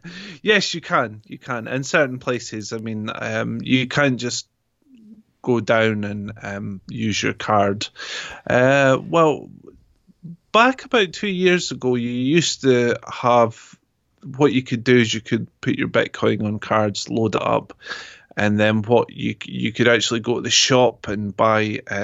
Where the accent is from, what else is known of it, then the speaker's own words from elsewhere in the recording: Scotland, United Kingdom; accent: Scottish; It's got an English twang in it now, because wherever I go, I pick up accents. So I don't tend to keep my accent fully. I tend to take the others on. So it's, well, I would say British, but it's more Scottish.